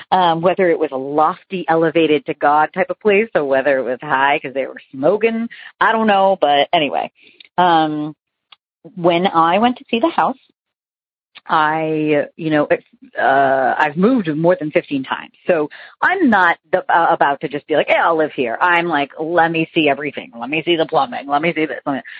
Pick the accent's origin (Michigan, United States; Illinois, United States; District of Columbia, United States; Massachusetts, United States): Massachusetts, United States; Boston; also born or lived in New York; now in Bluffton, United States; Um, I am originally from the Boston and the New York areas, but currently live in Bluffton, South Carolina.